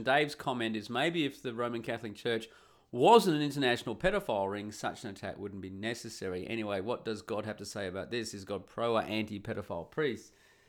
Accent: Perth, Western Australia, Australia; moved away as an adult; also born or lived in Sydney / Cairns / Canada / Uganda; When I left my hometown of Perth, I moved to Sydney. I lived there for a year. I moved to Cairns in Queensland. I moved there. I lived there for a few years. I did a year in Canada.

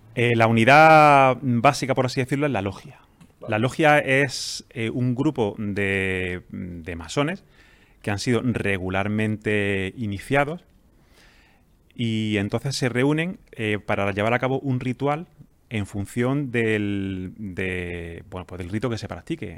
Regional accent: Jaén, Andalusia, Spain; also born or lived in Granada; now in Almería, Spain; yo soy de Jaén. Ah, eh, pues, estudié en Granada y ahora vivo en Almería

